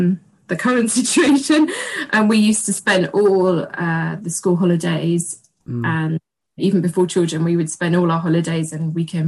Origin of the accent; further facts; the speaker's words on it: Berkshire, South East England, United Kingdom; moved away as an adult; now in London, United Kingdom; because I'm married an Italian. Mm-hmm. I'm British and I've lived in London for 16 years, but I'm actually from a small Berkshire village, which is in the south of England.